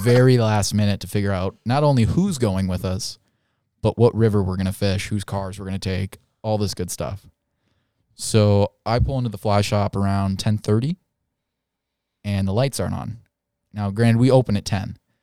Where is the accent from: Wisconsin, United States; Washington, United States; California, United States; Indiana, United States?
Indiana, United States; moved away as an adult; I'm from Indiana. Uh, grew up fly fishing for smallmouth bass on all of our beautiful farm runoff rinner, rivers